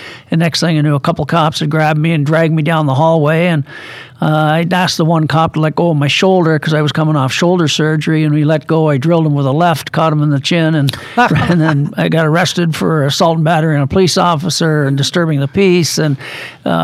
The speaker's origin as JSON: {"language": "English", "town": "Kingston", "region": "Ontario", "country": "Canada", "tie": "born or raised there", "also_born_or_lived": "Springfield, Massachusetts", "moved": "as an adult", "said": "I was born and raised in Kingston, Ontario."}